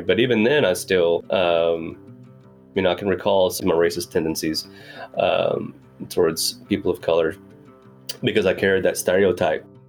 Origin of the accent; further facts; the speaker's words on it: Greenwood, Arkansas, United States; born and raised in Arkansas, so uh, smack dab in the middle of the Bible Belt